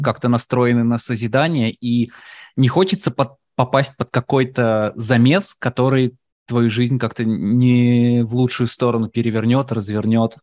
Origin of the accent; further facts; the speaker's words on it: Moscow, Russia; now in United States; Я говорю, так и так, Москва.